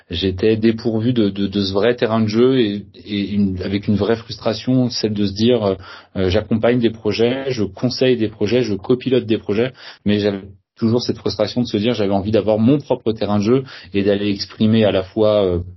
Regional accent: Saint-Malo, Brittany, France; Je suis euh, euh pas nantais, je suis originaire de la région de Saint-Malo

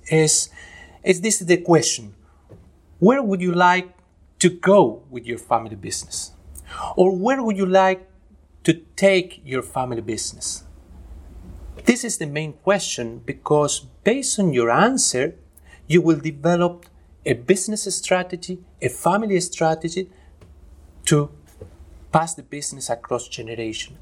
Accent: Argentina; moved away; also born or lived in Spain / Chile / Germany; I am originally from Argentina

